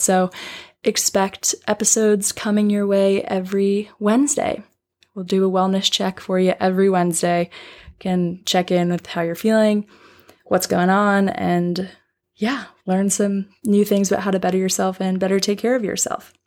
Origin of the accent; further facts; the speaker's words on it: Long Island, New York, United States; moved away as an adult; now in Nashville, United States; I'm originally from Long Island, New York